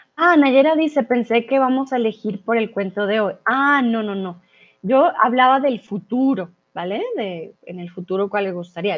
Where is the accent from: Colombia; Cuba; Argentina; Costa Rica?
Colombia; now in Mexico; soy de Colombia